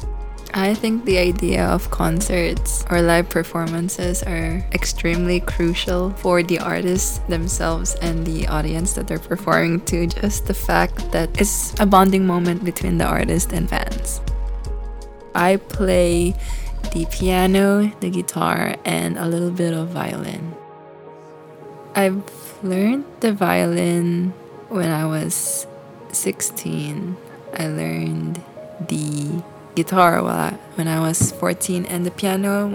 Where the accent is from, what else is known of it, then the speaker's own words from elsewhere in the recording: Macau; I'm from Macau. My parents are originally from Philippines, but they migrated to Macau to work.